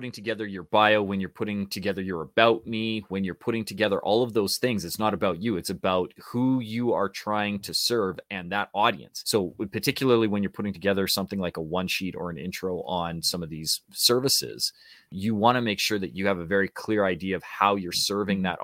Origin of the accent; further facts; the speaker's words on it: Canada; because we're Canadian too.